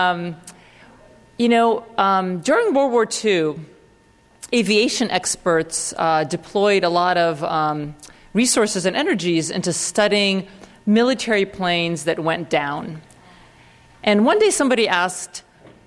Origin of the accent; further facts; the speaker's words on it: Russia; I come from Russia